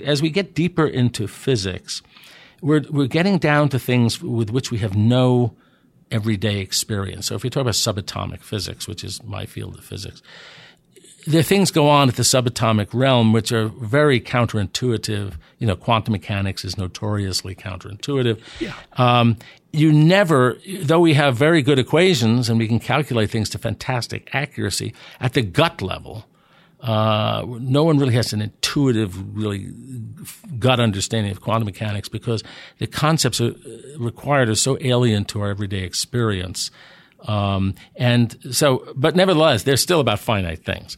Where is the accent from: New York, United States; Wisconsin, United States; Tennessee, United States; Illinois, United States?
New York, United States; New York City; moved away as an adult; also born or lived in New Jersey / Pennsylvania / Washington / Delaware; I grew up in New York City. I'm from Manhattan.